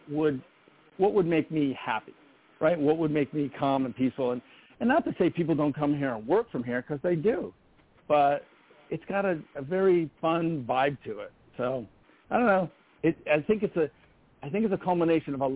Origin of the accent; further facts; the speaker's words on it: Madison, Connecticut, United States; I actually grew up in this town